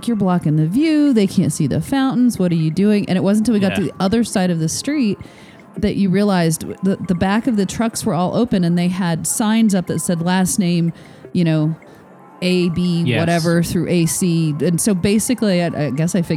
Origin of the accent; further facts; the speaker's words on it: Michigan, United States; I am from Michigan, which is just sort of kind of South Canada, maybe